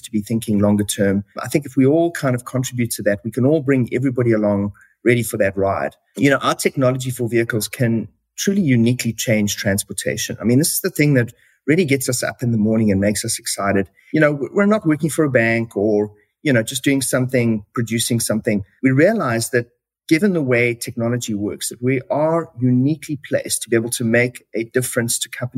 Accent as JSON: {"language": "English", "country": "South Africa", "tie": "born or raised there", "moved": "as an adult", "lives_now": "Canada", "said": "As you can probably hear from my accent, I was originally born in South Africa"}